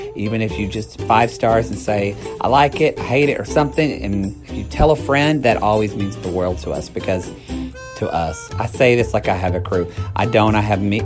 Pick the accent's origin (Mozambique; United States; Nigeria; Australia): United States; the South; moved away; also born or lived in Oklahoma / Texas; I'm originally from Oklahoma and Texas